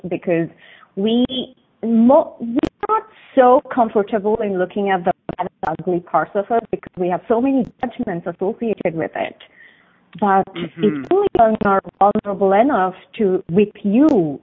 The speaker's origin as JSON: {"language": "English", "town": "Bangalore", "region": "Karnataka", "country": "India", "tie": "born or raised there", "moved": "as an adult", "said": "I was born in south of India, in the city called Bangalore, and I lived 28 years of my life there"}